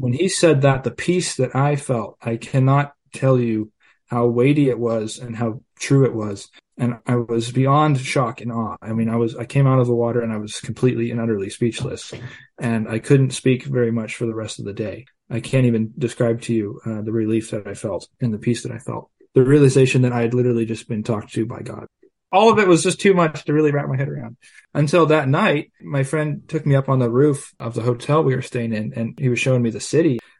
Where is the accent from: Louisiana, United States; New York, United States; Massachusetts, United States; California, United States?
California, United States; I grew up here in California in a small town on a farm.